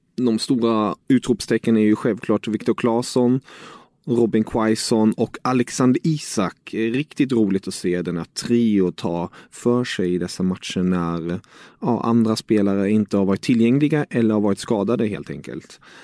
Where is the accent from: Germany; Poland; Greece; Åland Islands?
Germany; som tysk